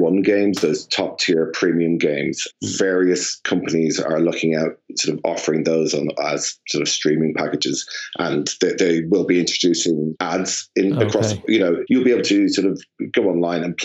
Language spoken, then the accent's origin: English; Ireland; now in London, United Kingdom; as an Irishman living in London, I'm feeling particularly homesick, and I'm feeling the togetherness of Ireland